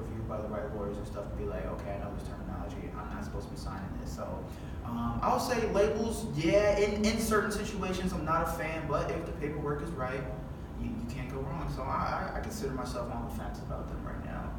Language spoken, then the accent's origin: English; Chicago, Illinois, United States; I'm a Chicagoan